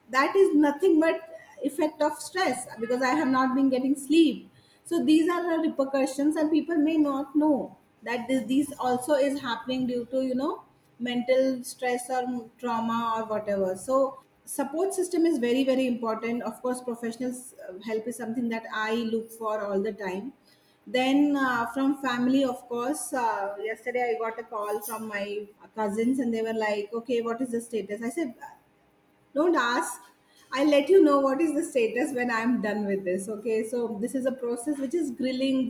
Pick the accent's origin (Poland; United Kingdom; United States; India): India; Satara, Maharashtra; also born or lived in Bangalore; now in Satara, India; I moved to Satara, my hometown